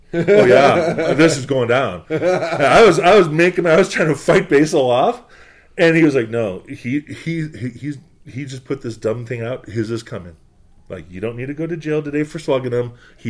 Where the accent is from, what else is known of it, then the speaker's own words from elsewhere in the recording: Boston, Massachusetts, United States; I'm from New England. I'm from Boston.